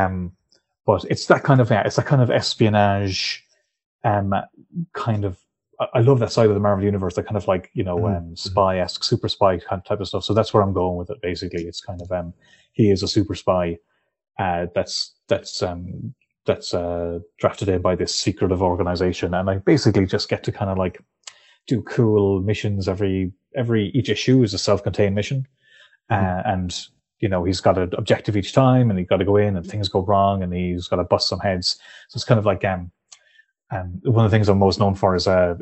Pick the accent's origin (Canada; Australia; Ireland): Ireland; Clare, Munster; also born or lived in Dublin; I was born in Dublin, but we moved back to Clare when I was still a baby. So I was reared here.